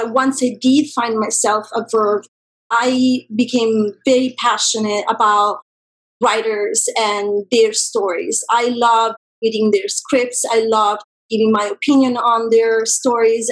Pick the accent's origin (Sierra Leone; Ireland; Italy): Italy; a small town outside of Rome, Lazio; moved away as an adult; now in Los Angeles, United States; I grew up in a very small town outside of Rome.